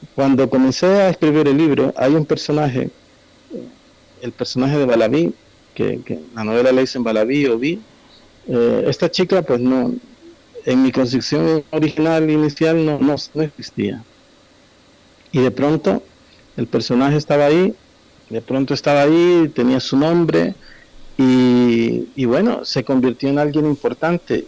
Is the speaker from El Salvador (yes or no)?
yes; El Salvador